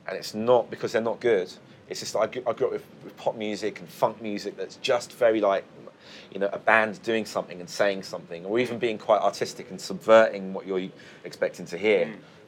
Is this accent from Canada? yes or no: no; United Kingdom; I mean, I grew up in the UK, so when he says I'm from Jamaica, he's kind of, it's not just him making it up.